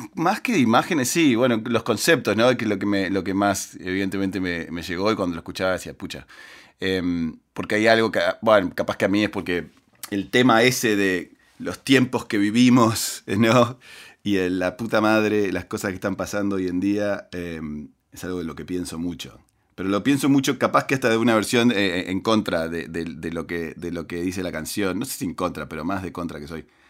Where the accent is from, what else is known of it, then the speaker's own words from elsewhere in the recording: Uruguay; moved away as an adult; now in United States; yo crecí en Uruguay